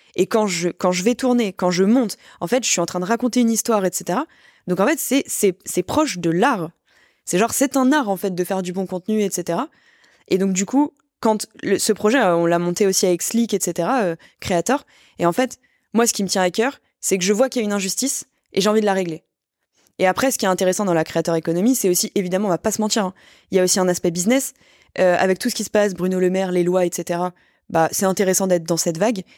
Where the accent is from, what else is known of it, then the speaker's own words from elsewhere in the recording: France; now in Paris, France; je suis née en France, je suis plutôt bien lotie, je gagne bien ma vie, je suis à Paris